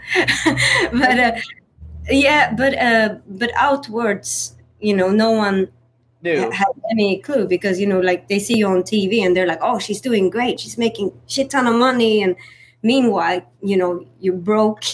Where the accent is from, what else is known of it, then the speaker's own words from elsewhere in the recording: Sweden; now in United States; growing up in Sweden